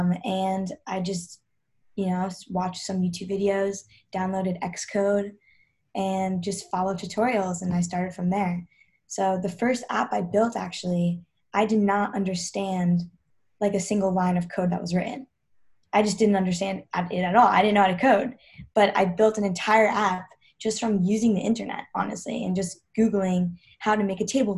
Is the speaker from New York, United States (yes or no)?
yes; New York, United States; also born or lived in Georgia; grew up in New York. I was born in Georgia